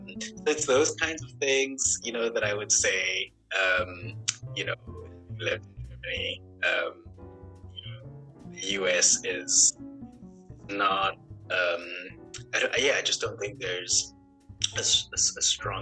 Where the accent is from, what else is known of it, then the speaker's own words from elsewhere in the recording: South Africa; I studied at Humboldt University, which is a very prestigious university in Europe, as a South African citizen for free.